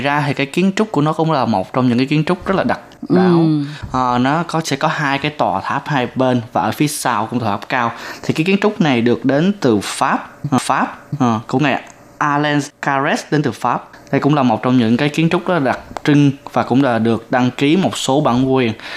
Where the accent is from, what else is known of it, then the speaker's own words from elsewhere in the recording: Tây Ninh, Vietnam; moved away as an adult; now in Taiwan; 2 tuần 3 tuần mới có cái cái cái dịp mình trở về quê